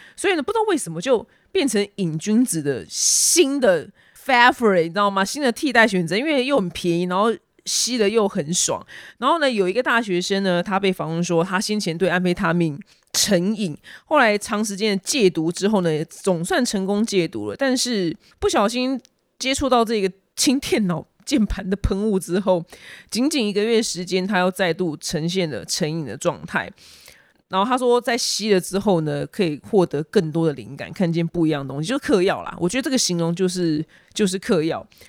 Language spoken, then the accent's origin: Chinese; Taiwan; 我们台湾人